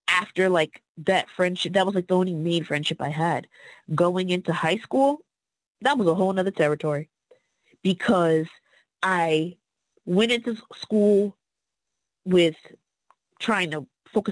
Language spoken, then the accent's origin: English; Fairview, United States; moved away; I am coming from Fairview.